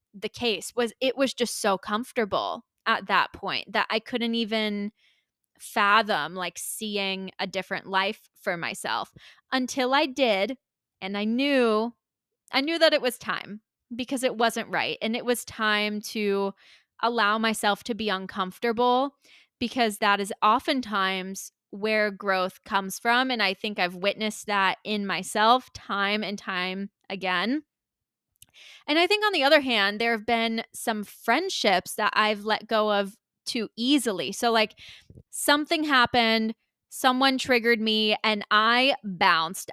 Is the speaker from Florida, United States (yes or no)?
yes; Tampa, Florida, United States; moved away as an adult; I decided to move back to the Tampa Bay area of Florida, um, which is my hometown and where my parents are